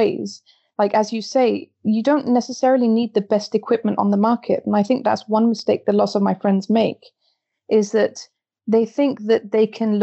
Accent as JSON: {"language": "English", "country": "Belgium", "tie": "born or raised there", "moved": "yes", "lives_now": "Copenhagen, Denmark", "said": "My mum is Danish and my dad is English, but I'm born and brought up in Belgium"}